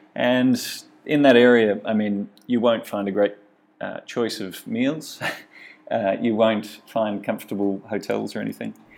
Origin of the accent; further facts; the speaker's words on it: Australia; my home country, Australia